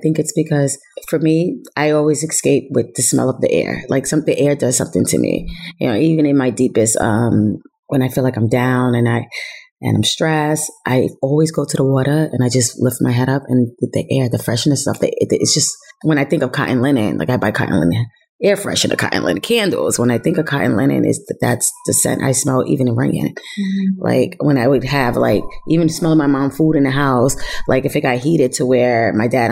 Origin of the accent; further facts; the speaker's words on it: Yonkers, New York, United States; also born or lived in Germany; I grew up in Yonkers, New York. I was born in Germany. I'm an Army brat.